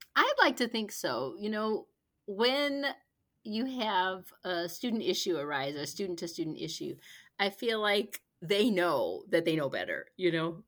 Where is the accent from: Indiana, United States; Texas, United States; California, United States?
Indiana, United States; Gary; now in Lexington, United States; I'm originally from Gary, Indiana, but we've been here in Lexington since, well, since before our son